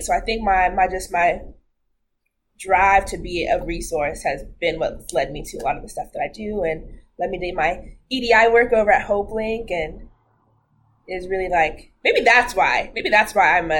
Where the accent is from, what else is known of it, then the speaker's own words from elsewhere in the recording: Redmond, Washington, United States; I grew up in Redmond